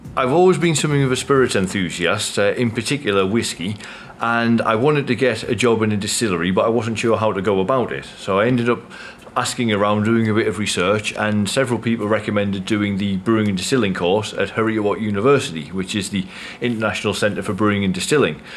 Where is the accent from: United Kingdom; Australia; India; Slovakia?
United Kingdom; Durham, North East England; I'm from Durham in northeast England